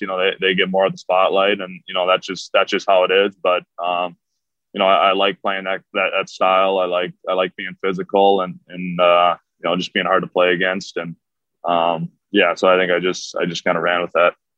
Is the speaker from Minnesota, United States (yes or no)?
yes; Minnesota, United States; growing up in Minnesota